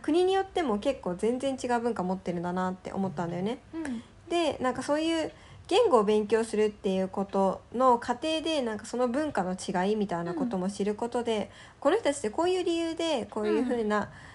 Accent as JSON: {"language": "Japanese", "country": "Japan", "tie": "born or raised there", "said": "もう自分はずっと日本に生まれ育ってて"}